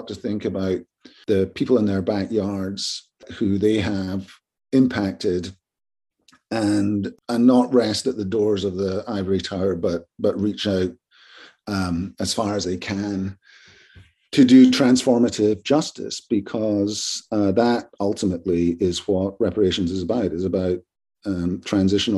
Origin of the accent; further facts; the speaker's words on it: Glasgow, Scotland, United Kingdom; also born or lived in Edinburgh; now in United States; the University of Glasgow, which is my hometown, not my home university. I'm an Edinburgh person.